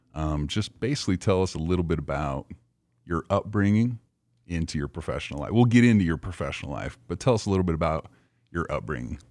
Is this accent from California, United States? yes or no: no; Idaho, United States; moved away; I grew up in Idaho